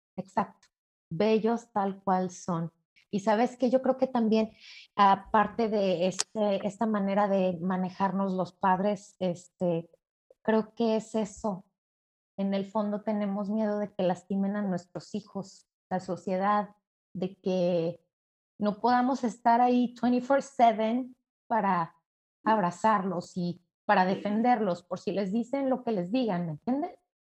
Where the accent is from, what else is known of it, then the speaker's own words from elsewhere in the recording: Mexico City, Mexico; yo soy de la Ciudad de México, soy mexicana